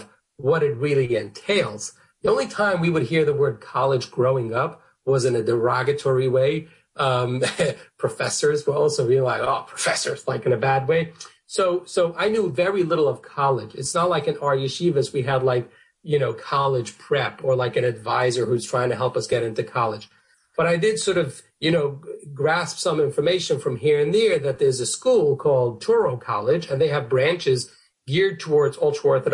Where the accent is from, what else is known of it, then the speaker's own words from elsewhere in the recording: New York City, New York, United States; I grew up in Borough Park, which is a Hasidic section of Brooklyn, New York.